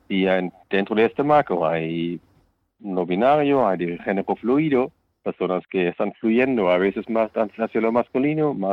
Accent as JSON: {"language": "Spanish", "country": "Germany", "lives_now": "Spain", "said": "el Estado civil que yo tengo en mi país de origen, en mi caso Alemania, tiene que ser respetado por el país a donde voy."}